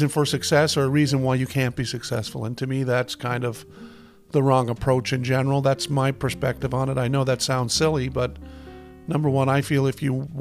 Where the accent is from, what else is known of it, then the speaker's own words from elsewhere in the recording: Nova Scotia, Canada; also born or lived in Halifax, Nova Scotia / Lunenburg County, Nova Scotia; I was born in Nova Scotia, grew up on the streets of Halifax until I was around 10. I say streets of Halifax as a joke. And then I moved to Lunenburg County and grew up the rest of my time until I was 18.